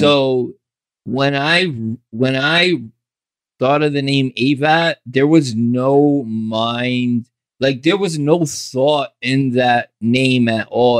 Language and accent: English; Jersey City, New Jersey, United States; also born or lived in Bayonne; I grew up in Jersey City and I ain't leave Jersey City for a long time